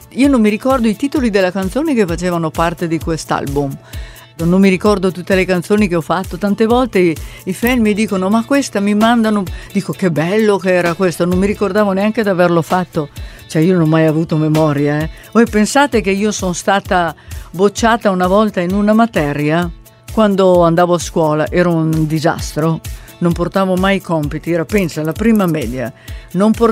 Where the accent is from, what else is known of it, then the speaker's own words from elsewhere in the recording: Italy; Cioè l'italiano è comunque la mia lingua, perciò ho scoperto questo mondo.